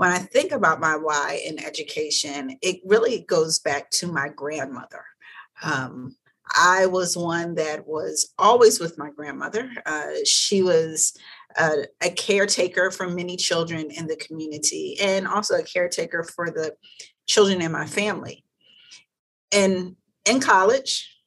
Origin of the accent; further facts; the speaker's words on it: Philadelphia, Pennsylvania, United States; moved away; So I'm originally from West Philadelphia